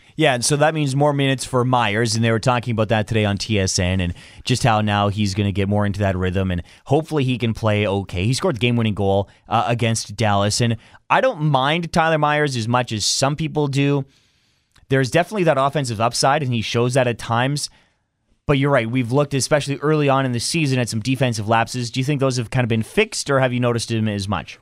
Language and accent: English; Canada; As a Canadian